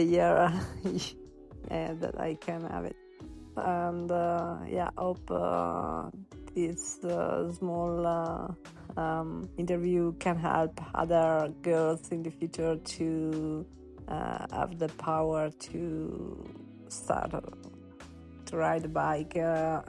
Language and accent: English; Italy; English is a second language; I'm from Italy